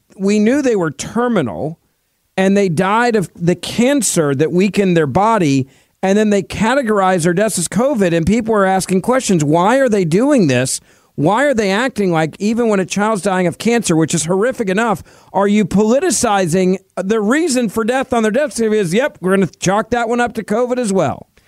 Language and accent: English; Memphis, Tennessee, United States; In my hometown of Memphis